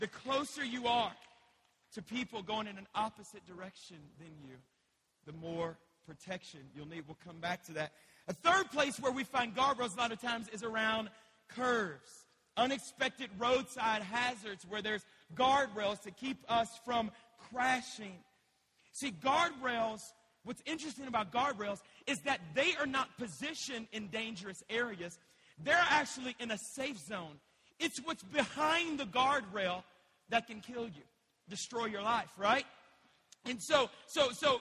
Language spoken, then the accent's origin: English; Louisiana, United States; now in Colorado, United States; I'm from Louisiana. We don't drive on mountain cliffs